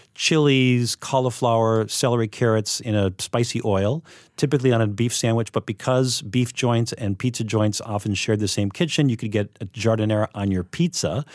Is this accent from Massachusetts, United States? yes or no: no; Minneapolis, Minnesota, United States; now in Chicago, United States; I'm from Minneapolis originally